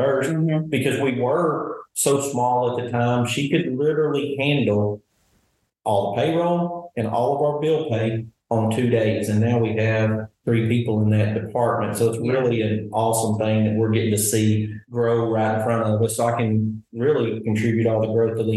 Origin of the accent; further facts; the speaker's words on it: Sheridan, Arkansas, United States; Sheridan is my hometown